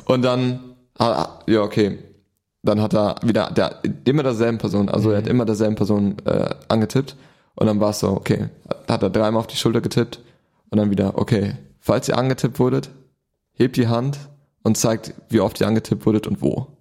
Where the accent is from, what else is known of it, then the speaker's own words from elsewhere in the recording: Germany; du bist zwar Deutscher, mhm. du bist in Deutschland groß geworden